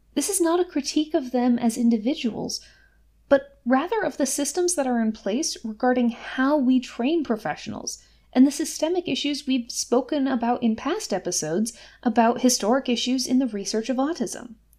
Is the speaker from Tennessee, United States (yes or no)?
no; Massachusetts, United States; my home state of Massachusetts